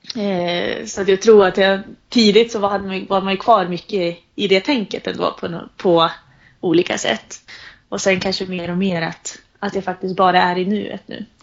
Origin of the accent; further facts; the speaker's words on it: Sundsvall, Västernorrland County, Sweden; also born or lived in Uppsala; när jag satt där hemma i Sundsvall